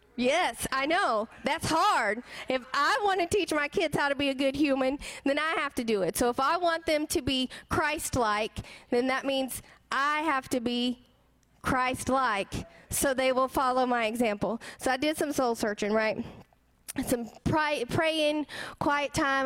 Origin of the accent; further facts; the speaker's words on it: the South, United States; I grew up here in the South